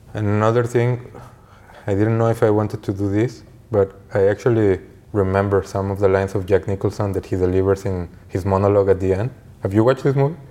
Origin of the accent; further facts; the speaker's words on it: Mexico; growing up in Mexico